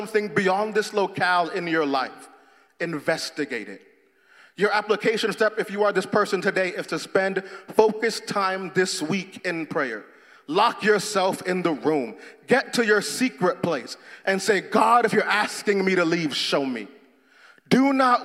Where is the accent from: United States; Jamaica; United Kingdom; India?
Jamaica; moved away; I'm Jamaican